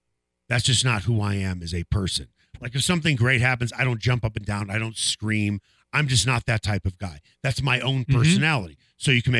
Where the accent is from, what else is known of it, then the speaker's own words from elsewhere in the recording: Chicago, Illinois, United States; I grew up in Chicago